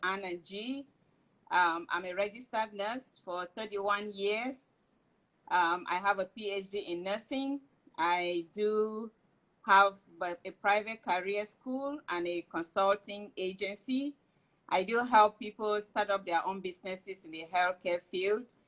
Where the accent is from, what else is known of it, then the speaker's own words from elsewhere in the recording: Cameroon; moved away; I am from Cameroon